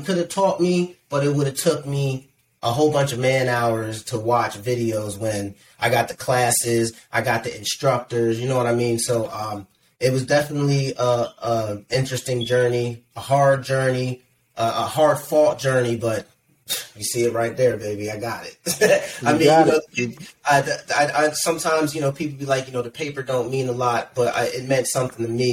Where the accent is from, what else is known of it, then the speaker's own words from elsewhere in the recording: Aliquippa, Ambridge, Sewickley, Monaca, Pennsylvania, United States; I grew up in, I was born in around Aliquippa, Ambridge, Swickley, Monaca. Shout out to the 724 412